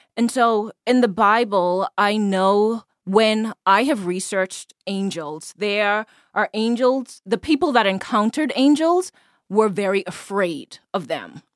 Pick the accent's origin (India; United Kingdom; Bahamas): Bahamas; moved away as an adult; now in United States; I am originally from the Bahamas, born and raised. Um, I moved to the U S when I was about twenty-two.